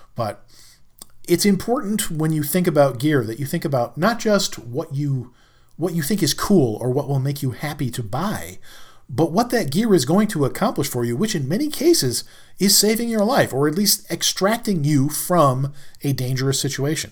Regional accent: New York, United States; I'm a New Yorker

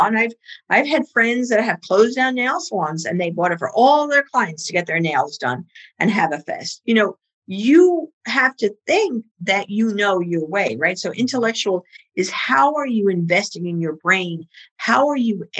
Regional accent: New York City, New York, United States; accent: Bronx; My Bronx accent

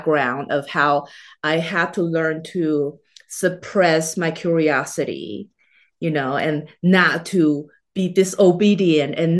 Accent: Taiwan; moved away as an adult; now in United States; I was born and raised in Taiwan in Chinese culture

